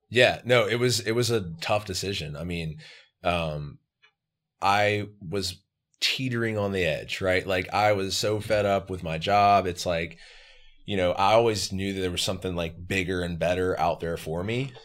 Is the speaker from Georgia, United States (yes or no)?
yes; Atlanta, Georgia, United States; I'm from South Atlanta